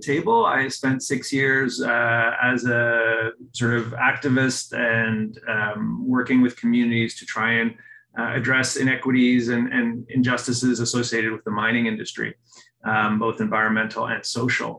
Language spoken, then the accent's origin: English; Oakville, Ontario, Canada; my hometown of Oakville